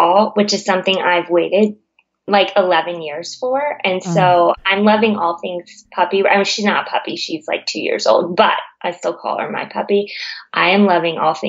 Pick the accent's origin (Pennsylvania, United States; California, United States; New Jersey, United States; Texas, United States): California, United States; now in Virginia, United States; I grew up in California, so this Virginia business is not like winter here is not working for me